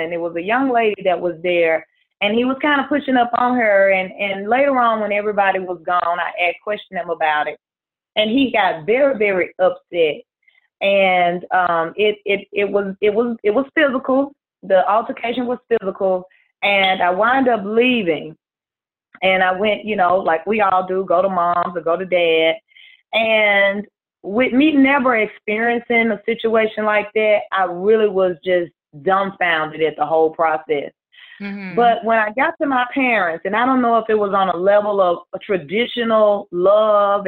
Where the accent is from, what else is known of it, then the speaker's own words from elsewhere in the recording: Mississippi, United States; I'm originally from Mississippi. I currently still reside here in Mississippi.